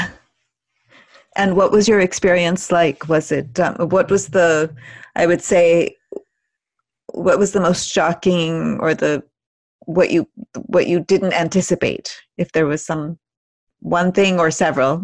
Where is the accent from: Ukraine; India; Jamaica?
India; moved away; growing up in India and spending time there